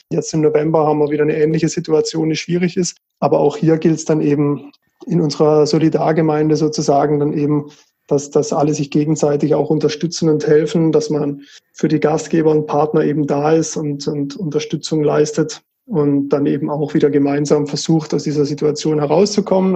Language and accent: German; Titisee-Neustadt, Baden-Württemberg, Germany; ich bin in, in Tidisee aufgewachsen, das ist so mittendrin im mhm. Hochschwarzwald